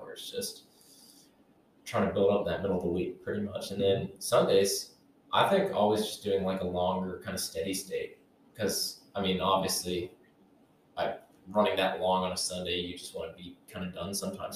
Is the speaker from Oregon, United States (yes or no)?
no; Morgantown, West Virginia, United States; now in Huntington, United States; I'm originally from Morgantown, came down here in 2016 and been here ever since.